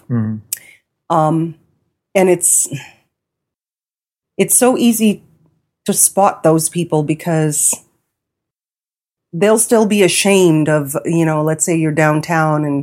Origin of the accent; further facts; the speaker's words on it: India; because I'm an Indian, you know, I can't read